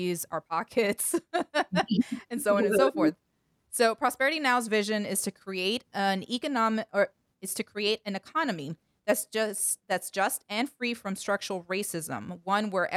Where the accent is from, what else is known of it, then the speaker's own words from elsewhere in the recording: Washington, District of Columbia, United States; based in our nation's capital and my hometown, Washington, D.C.